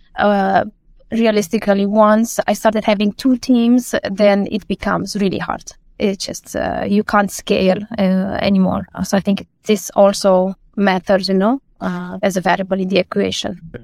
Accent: Romania; moved away as an adult; now in Denmark; I come from Romania and I moved to Denmark uh, more than 10 years ago.

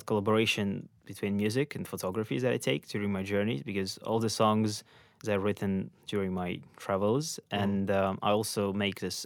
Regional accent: Ukraine; moved away as an adult; I'm from Ukraine. And I spent there most of my life

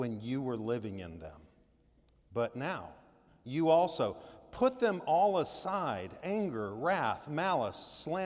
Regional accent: Laurel, Mississippi, United States; now in South Carolina, United States; I'm from Laurel, Mississippi

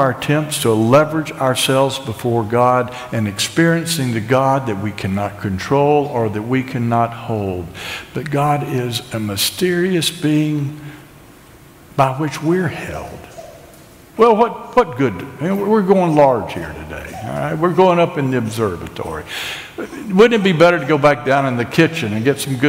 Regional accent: Asheville, North Carolina, United States; I'm an American. I'm a Southerner. I'm an Ashevillian.

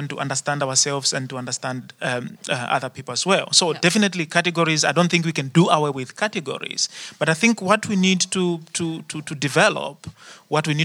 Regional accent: South Africa; now in Netherlands; I don't know how, how, how it is here in the Netherlands. I'm coming from South Africa, and at the moment in South Africa, people talk a lot about race.

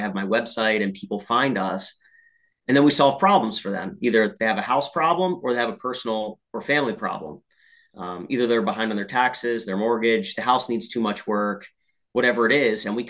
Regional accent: Allentown, Pennsylvania, United States; that's about the town I was born in.

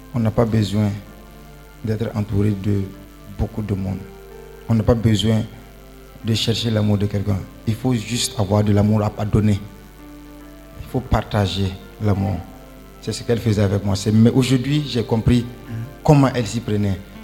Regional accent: Ouagadougou, Centre, Burkina Faso; moved away; Je viens du Burkina Faso, Ouagadougou

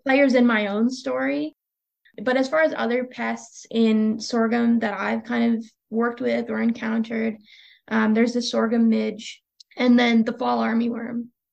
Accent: Pennsylvania, United States; moved away as an adult; now in Texas, United States; I'm from Pennsylvania originally

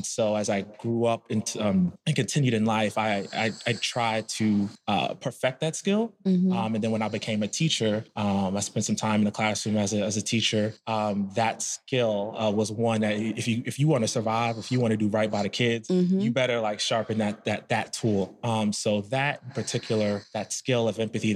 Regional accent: Camden, New Jersey, United States; I was born in Camden, New Jersey

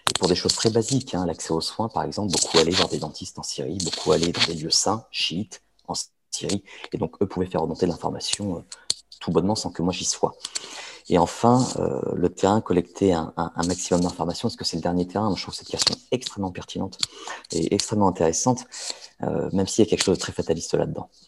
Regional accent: France; on va savoir que je ne suis pas d'ici, on va savoir que je suis français, on va savoir que je suis occidental

